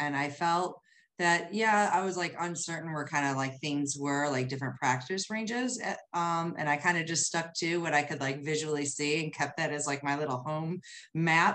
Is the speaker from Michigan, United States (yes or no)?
yes; Ferndale, Michigan, United States; I'm from Ferndale, Michigan, which is a suburb just outside of Detroit.